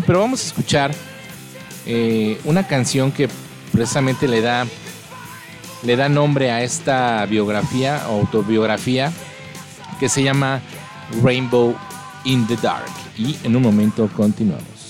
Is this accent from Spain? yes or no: no; Mexico; soy mexicano